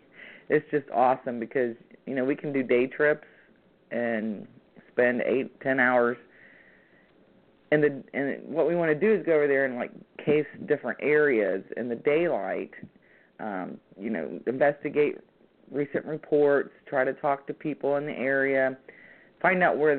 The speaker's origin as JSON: {"language": "English", "region": "Ohio", "country": "United States", "said": "I came from Ohio, which is also a very active area."}